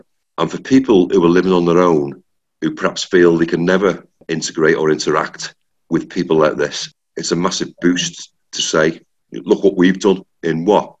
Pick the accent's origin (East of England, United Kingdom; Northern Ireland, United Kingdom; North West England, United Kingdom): North West England, United Kingdom; Liverpool; We are five people from the City of Liverpool